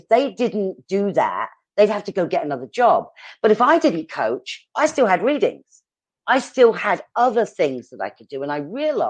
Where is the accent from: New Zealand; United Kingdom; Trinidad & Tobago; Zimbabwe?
United Kingdom; England; accent: British; also born or lived in East Coast, United States; now in Arizona, United States; I'm British